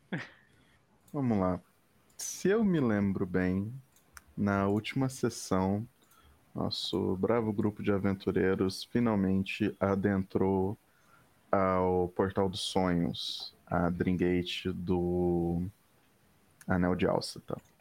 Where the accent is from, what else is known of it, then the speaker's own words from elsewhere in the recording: Brazil; Sendo brasileiro